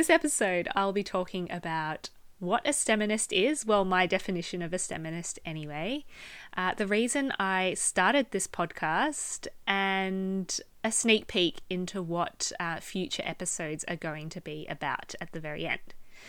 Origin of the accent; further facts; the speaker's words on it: Melbourne, Victoria, Australia; also born or lived in Hong Kong; now in Bristol, United Kingdom; I am from Melbourne, Australia. I lived there for most of my life. I was actually born in Hong Kong, spent the first, 8 months of my life there, so it's not a big memory of mine. And now I live in Bristol in the UK